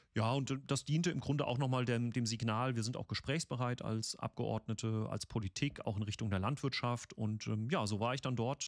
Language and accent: German; Mannheim, Baden-Württemberg, Germany; moved away; wo ich herkomme, also Mannheimer Bub